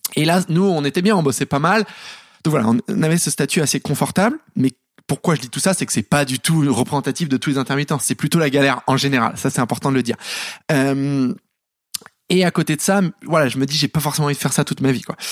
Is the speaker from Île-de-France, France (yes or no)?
yes; Paris, Île-de-France, France; j'ai grandi à Paris, dans le dixième